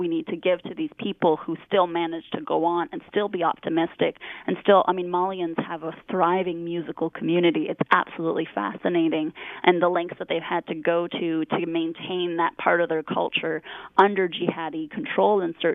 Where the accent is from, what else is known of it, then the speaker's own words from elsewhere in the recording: Canada; as a Canadian